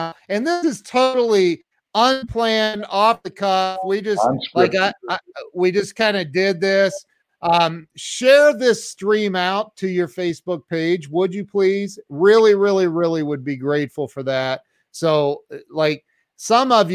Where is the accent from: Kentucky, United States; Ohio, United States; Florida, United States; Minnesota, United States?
Ohio, United States; I'm from Ohio.